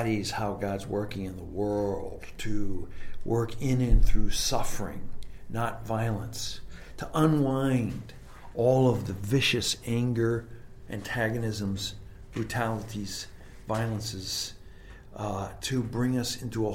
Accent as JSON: {"language": "English", "country": "Canada", "tie": "born or raised there", "said": "growing up in Canada, I learned French off the back of cereal boxes."}